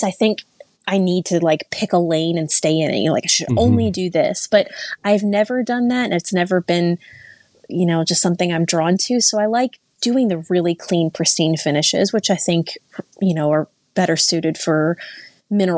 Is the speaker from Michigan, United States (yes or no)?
no; Louisville, Kentucky, United States; moved away as an adult; now in Indiana, United States; where I grew up in Kentucky in Louisville